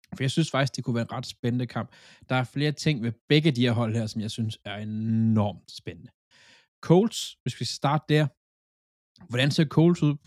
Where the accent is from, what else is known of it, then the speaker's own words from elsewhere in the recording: Funen, Southern Denmark, Denmark; jeg er Fynbo